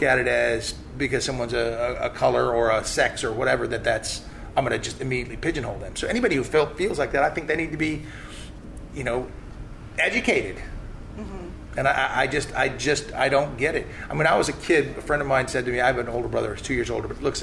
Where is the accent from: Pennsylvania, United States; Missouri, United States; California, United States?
California, United States; Malibu; moved away; also born or lived in Pocatello, Idaho / Frederick County, Virginia; I was from Malibu